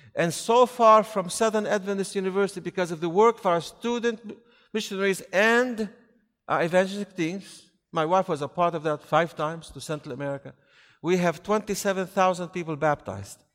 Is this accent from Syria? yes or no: yes; near Raqqa, Raqqa Governorate, Syria; Close to where I was born in Raqqa